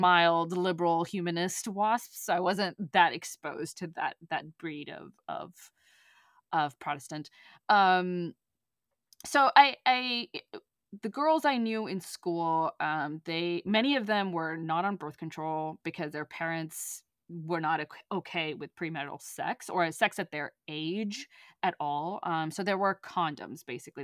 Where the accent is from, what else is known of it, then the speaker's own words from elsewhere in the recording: Texas, United States; moved away; the specific little town that I, I grew up in, in, in Texas